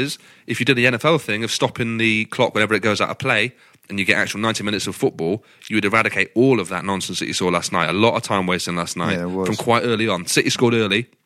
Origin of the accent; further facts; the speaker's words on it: United Kingdom; we as British football fans